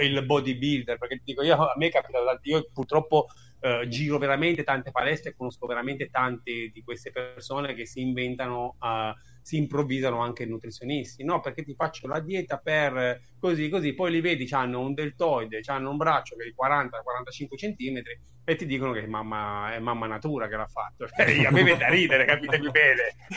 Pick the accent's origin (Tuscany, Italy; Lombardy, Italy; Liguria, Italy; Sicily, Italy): Liguria, Italy; Loano; also born or lived in Naples; io sono di Napoli, originario di Napoli, fiero, però comunque sono cresciuto in Liguria, in un paesino di 12.000 persone come a Loano